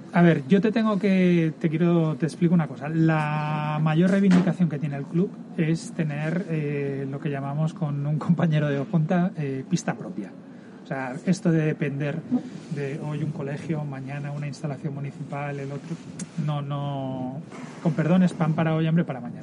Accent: Barcelona, Catalonia, Spain; yo soy del 71, eh, siempre en el barrio de, de Horta, exalumnos a Horta, allí empiezo a jugar a, a básquet

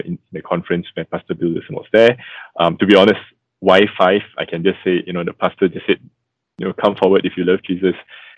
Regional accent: Malaysia; a second-generation Christian, born and bred in Malaysia

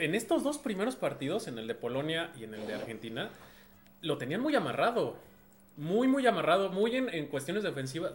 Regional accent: Mexico; como mexicano

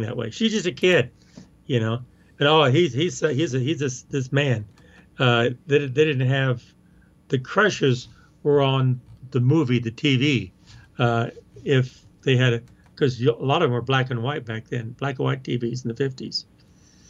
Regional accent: Hominy, Oklahoma, United States; I grew up in Oklahoma, this small town in Oklahoma, Hominy, Oklahoma

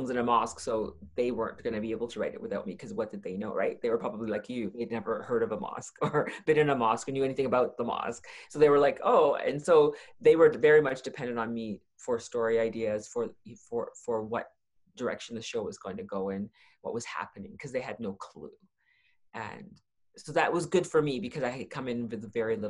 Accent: Toronto, Ontario, Canada; moved away as an adult; also born or lived in Saskatchewan; I grew up in Toronto.

